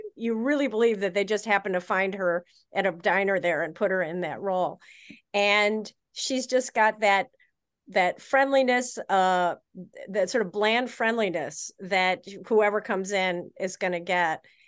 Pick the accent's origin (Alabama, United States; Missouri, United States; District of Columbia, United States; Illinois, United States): Illinois, United States; Chicago; I am from Chicago